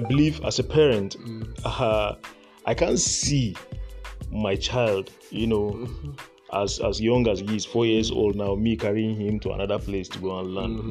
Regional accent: Borno, Nigeria; I'm actually from Borno State, so uh, I'm a northerner to the core.

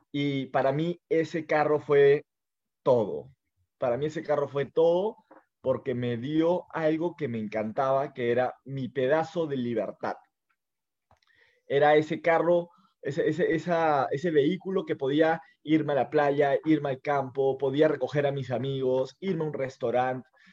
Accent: Lima, Peru; yo estoy en Lima, yo soy de Lima

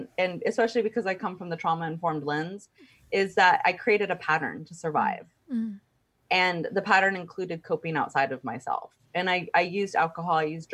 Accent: Texas, United States; I grew up in Texas

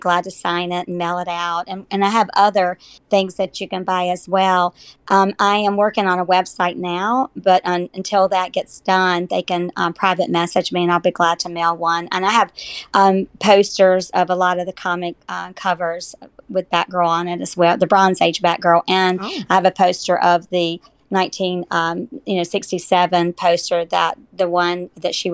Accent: North Carolina, United States; we're all from North Carolina

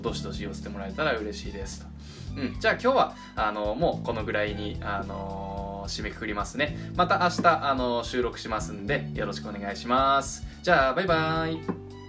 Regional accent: Japan; also born or lived in United States; 出身はアメリカアメリカで、あの、母親が、えっと、アメリカ人で、父親が日本人のハーフなんだけども、えっと、小二から、高三まで、あの、日本で育って

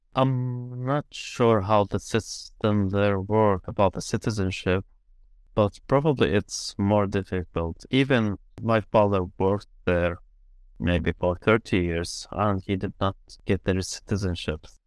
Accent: Syria; first language Arabic; English is a second language; moved away as an adult; also born or lived in Armenia / Ukraine; now in London, United Kingdom

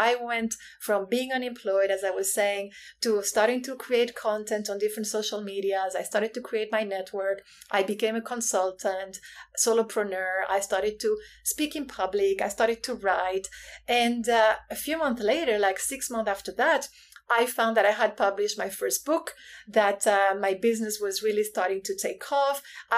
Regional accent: Spain; now in Hong Kong; So I'm originally from Spain, but I've lived in 9 countries and Hong Kong is home right now, and it's been home for the past 16 years.

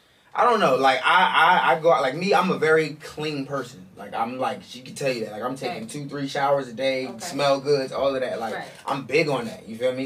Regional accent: New York City, New York, United States; now in New Jersey, United States; I'm from Brooklyn, New York, originally. And I live in Jersey, man.

